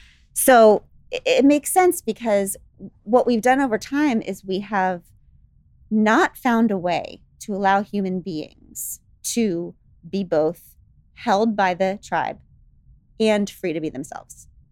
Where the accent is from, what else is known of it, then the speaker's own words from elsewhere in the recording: United States; so I'm an American. So I see, so I have to be patriotic